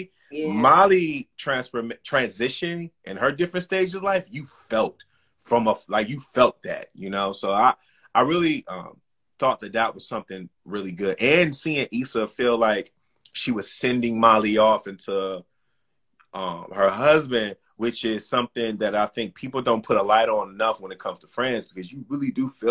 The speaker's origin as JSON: {"language": "English", "town": "Detroit", "region": "Michigan", "country": "United States", "tie": "born or raised there", "also_born_or_lived": "Fort Wayne, Indiana", "moved": "yes", "lives_now": "New York, United States", "said": "I was three and a half hours away from my hometown, Detroit"}